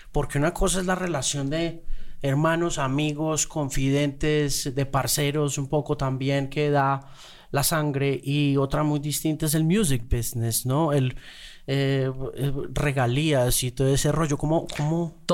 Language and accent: Spanish; Mexico City, Mexico; Crecimos y nacimos en la, en la Ciudad de México